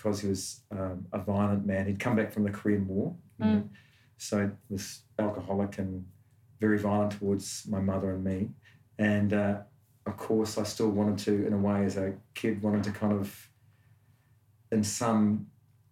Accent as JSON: {"language": "English", "region": "Auckland", "country": "New Zealand", "tie": "born or raised there", "moved": "as an adult", "lives_now": "Australia", "said": "I grew up in South Auckland, which is an outer suburb of Auckland City."}